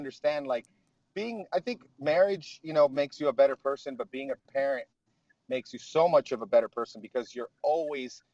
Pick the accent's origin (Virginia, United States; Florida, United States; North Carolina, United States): Florida, United States; Miami; moved away as an adult; now in Tampa, United States; So my wife and I grew up in Miami